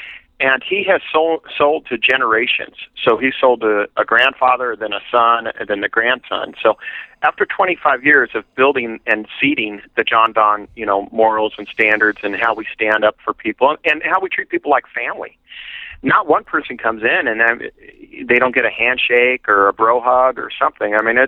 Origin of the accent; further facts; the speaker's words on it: Yorba Linda, California, United States; moved away as an adult; also born or lived in Santa Monica, California / Austin, Texas; now in Dallas, United States; I was raised and born in Santa Monica, raised in Yorba Linda